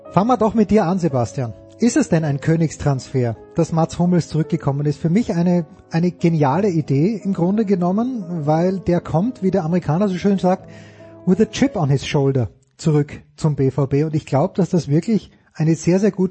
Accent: Austria; Ist das denn, Martin, also für uns beide als Österreicher, nicht immer noch erstaunlich

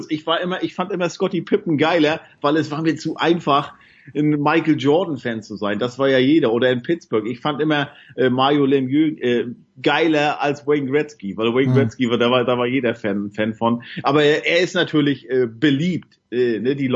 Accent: Northern Germany, Germany; wo ich herkomme aus Norddeutschland, da ist ja dann eher so, naja, Regen und Nebel und 8 Grad, 7 Grad auf Dauer

